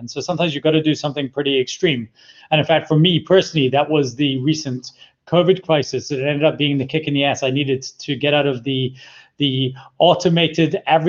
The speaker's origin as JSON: {"language": "English", "town": "Glasgow", "region": "Scotland", "country": "United Kingdom", "tie": "born or raised there", "moved": "yes", "lives_now": "South Africa", "said": "I was born in Glasgow, Scotland. I was raised there."}